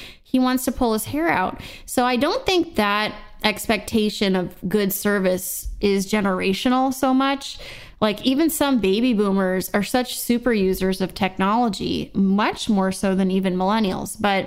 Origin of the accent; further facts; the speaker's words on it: Seal Beach, California, United States; growing up in Seal Beach, California, in Orange County